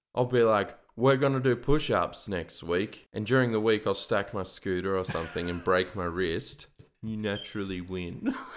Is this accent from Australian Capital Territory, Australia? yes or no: yes; Canberra, Australian Capital Territory, Australia; another thing about Canberrans.